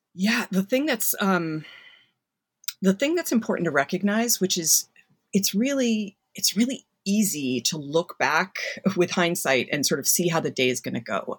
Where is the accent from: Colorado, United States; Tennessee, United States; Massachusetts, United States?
Massachusetts, United States; I grew up in Massachusetts